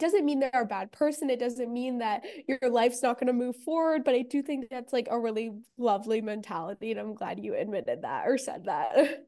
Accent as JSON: {"language": "English", "town": "Los Angeles", "region": "California", "country": "United States", "said": "I'm from Venice Beach, and I went to, like, we both, Davina and I went to the same high school"}